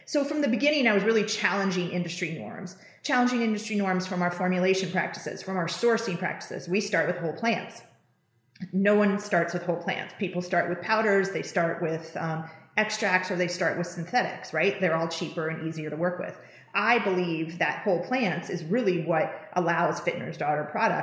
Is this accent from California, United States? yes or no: yes; Napa Valley, California, United States; coming from where I was coming from Napa Valley